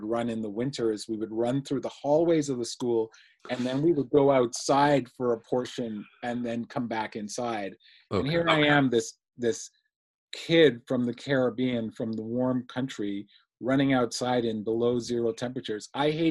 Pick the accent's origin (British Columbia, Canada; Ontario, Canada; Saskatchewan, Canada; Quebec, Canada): Ontario, Canada; You mentioned I'm from Ontario, Canada. So we're now in the winter time. So I'm doing winter running.